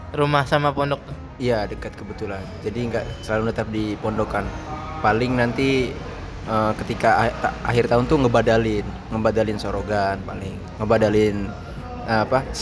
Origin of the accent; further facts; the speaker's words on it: Jakarta, Indonesia; also born or lived in Palembang; Besar di Jakarta.